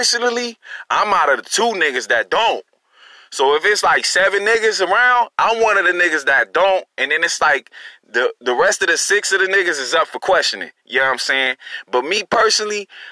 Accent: Long Beach, California, United States; now in Durham, United States; I'm from California. I'm from Long Beach, by the way. You know, shout out to Long Beach. I'm from the East.

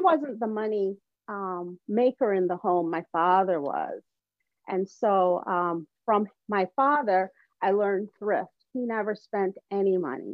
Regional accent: Evanston, Illinois, United States; also born or lived in Jamaica; I grew up in a wealthy, affluent suburb

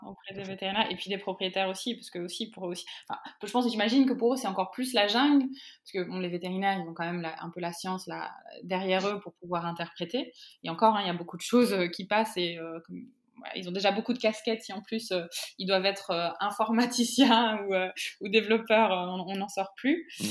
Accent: France; nous, de notre côté, hein, en tant que Français

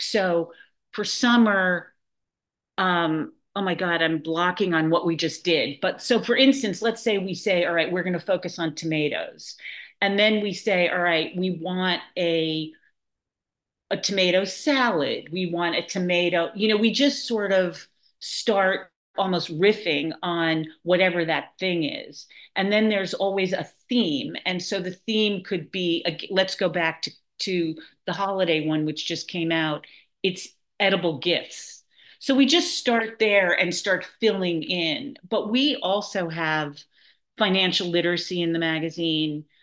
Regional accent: New York City, New York, United States; now in Nahant, United States; I am a born and bred New Yorker. I grew up in Manhattan, and um, I now live in Nahant, Massachusetts

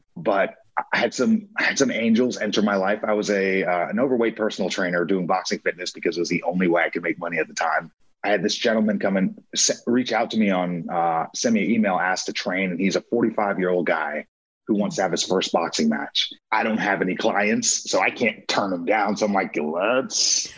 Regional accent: Long Island, New York, United States; moved away as an adult; I was born in Long Island, New York. I lived there until I was 18, right before my senior year in high school.

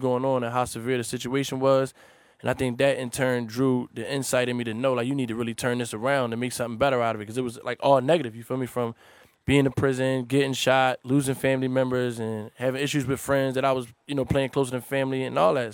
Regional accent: Philadelphia, Pennsylvania, United States; I'm from North Philly

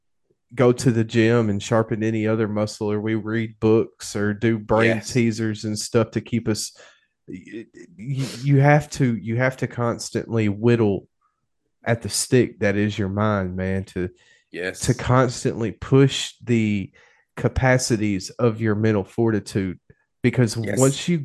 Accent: United States; we as an American people

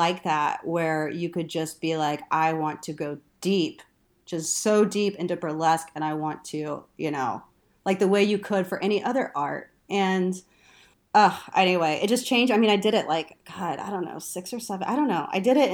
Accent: Texas, United States; also born or lived in Louisiana; I'm from Texas

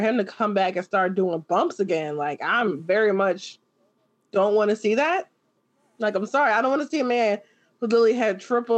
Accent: Chicago, Illinois, United States; as a Chicagoan

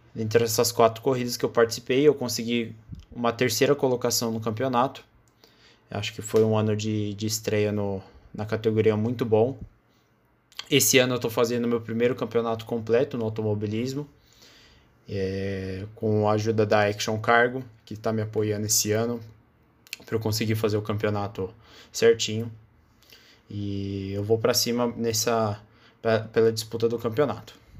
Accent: São Paulo, Brazil; eu tenho 18 anos, eu sou de São Paulo, capital

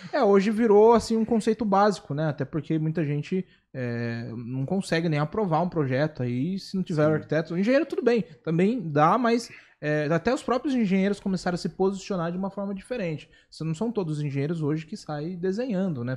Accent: Itapetininga, São Paulo, Brazil; moved away; Eu vim de Itapetininga também

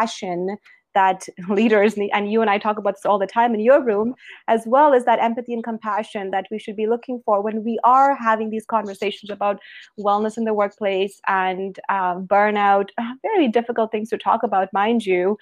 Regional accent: Alberta, Canada; also born or lived in British Columbia; I'm from Alberta, Canada, and I have spent my whole life in public health and infectious diseases

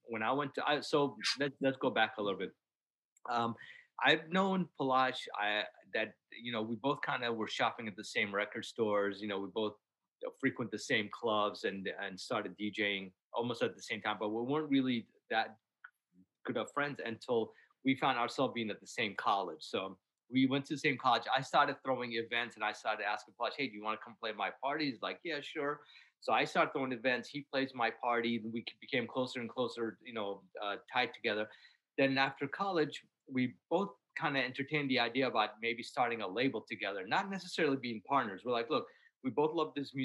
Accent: Iraq; now in Washington, D.C., United States; I was born in Iraq, and you know, our music

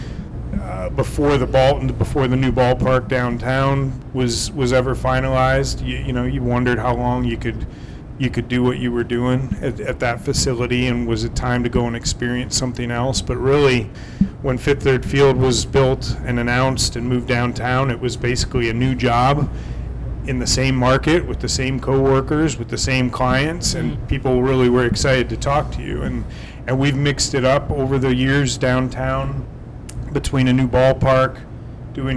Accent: Philadelphia, Pennsylvania, United States; moved away as an adult; also born or lived in Arizona; now in Toledo, United States; I'm from the Philadelphia area

